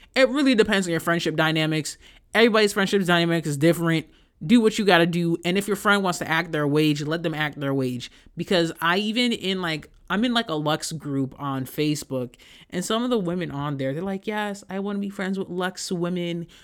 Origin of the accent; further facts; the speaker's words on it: Haiti; moved away; my experience of growing up in Haiti